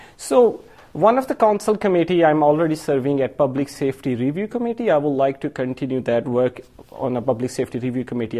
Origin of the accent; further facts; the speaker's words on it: Pakistan; now in Madison, United States; I'm Pakistani from um, Asian background